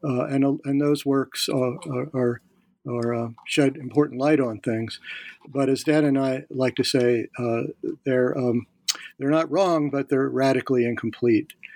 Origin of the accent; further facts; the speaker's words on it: Philadelphia, Pennsylvania, United States; now in Virginia, United States; I'm from Philadelphia.